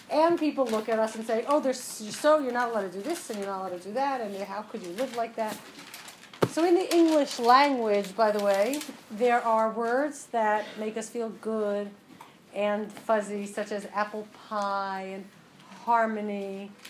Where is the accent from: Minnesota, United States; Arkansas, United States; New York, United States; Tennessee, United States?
New York, United States; Westchester; now in New York, United States; I'm from Westchester, New York, now living on the Upper East Side.